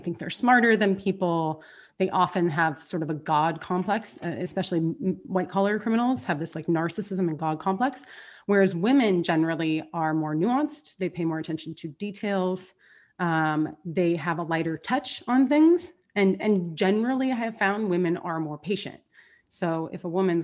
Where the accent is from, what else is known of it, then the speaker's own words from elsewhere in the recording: Southern California, United States; also born or lived in San Diego; born and raised in Southern California by the beach